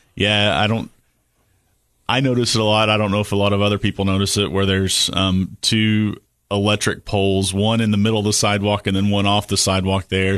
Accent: Cookeville, Tennessee, United States; also born or lived in Samoa; I was born right here in Cookville at and at the time it was called Cookville General Hospital

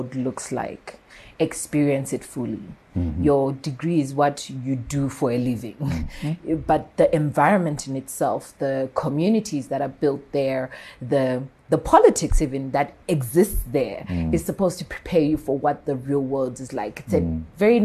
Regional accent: Bulawayo, Zimbabwe; moved away as an adult; also born or lived in Mashonaland; I was born in Bulawayo, bred in Bulawayo

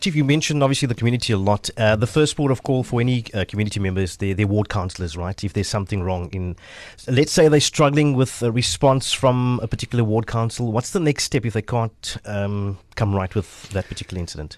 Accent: Port Elizabeth, Eastern Cape, South Africa; I'm born and bred in Nelson Mandela Bay

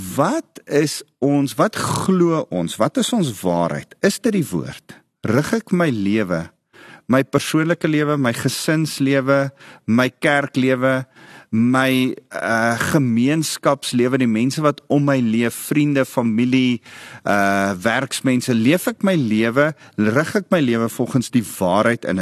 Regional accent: South Africa; Ek's 'n Afrikaner

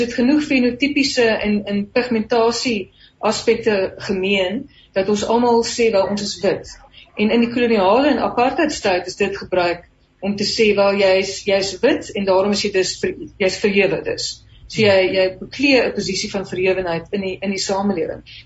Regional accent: South Africa; Ons as Afrikaners

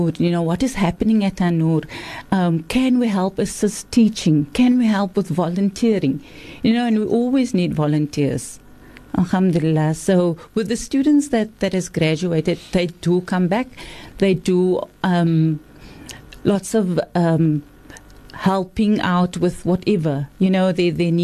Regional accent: Cape Town, Western Cape, South Africa; I'm from Cape Town.

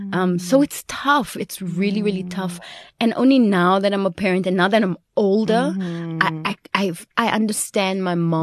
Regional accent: Belgium; We grew up in Belgium. While we were in Belgium, we used to go to Paris, you know, so we used to go to France because it's like just skipping over the border.

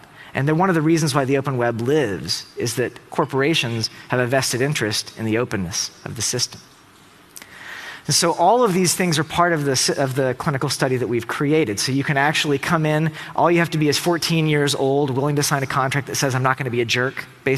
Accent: Tennessee, United States; I'm from Tennessee

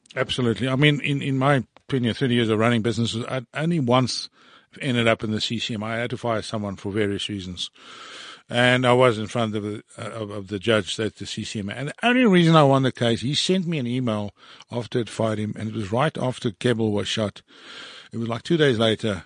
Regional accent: Johannesburg, Gauteng, South Africa; fourteen years old, growing up in Sydenham in Johannesburg

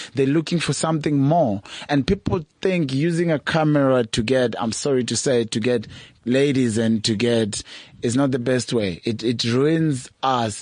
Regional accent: Nairobi, Kenya; moved away as an adult; now in South Africa; I was born and raised in Kawangware.

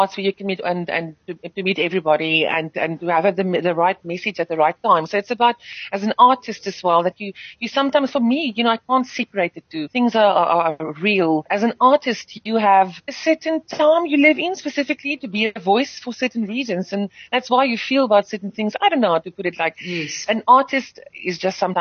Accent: South Africa; first language Afrikaans; English is a second language; I'm grateful that I've been afforded to be singing in my mother tongue and to still speak in my mother tongue in this country

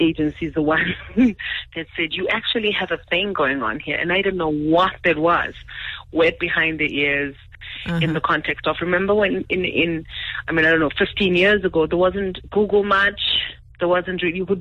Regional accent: Eastern Cape, South Africa; I'm from the Eastern Cape and rather middle class, normal family

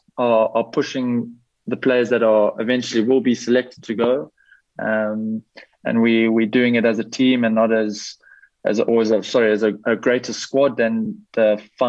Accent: South Africa; also born or lived in Belgium; we, as a South African men's team

